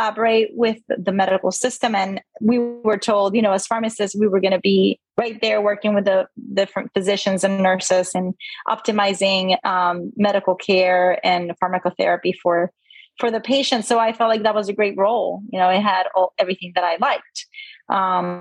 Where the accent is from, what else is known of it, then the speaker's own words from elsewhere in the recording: Puerto Rico; moved away as an adult; also born or lived in Indiana / Maryland / Pennsylvania; now in Sarasota, United States; So I was born and raised in Puerto Rico. And I actually left when I was 18 to go to college at Purdue University.